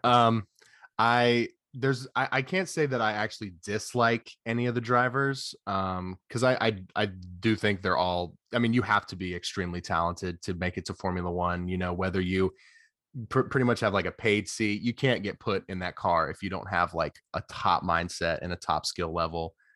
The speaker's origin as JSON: {"language": "English", "town": "Atlanta", "region": "Georgia", "country": "United States", "said": "I'm from Atlanta, so I've gone to see the Braves a couple of times"}